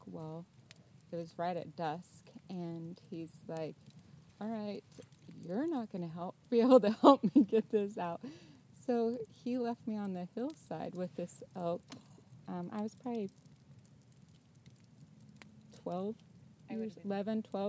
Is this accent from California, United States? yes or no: no; McKenzie River area, Oregon, United States; I grew up on the Mackenzie River area